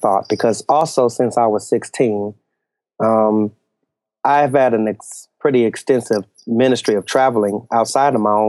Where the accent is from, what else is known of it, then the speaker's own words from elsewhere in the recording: Los Angeles, California, United States; moved away as an adult; I am from this very strange country called Los Angeles, California. Oh, yeah. Born and raised there, spent the first 35 years of my life in the city and in the same church.